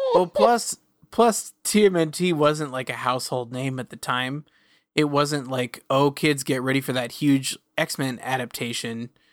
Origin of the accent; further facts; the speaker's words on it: Woodinville, Washington, United States; growing up in Woodinville meant that everyone, everyone's dad worked at Microsoft because it was right by Redmond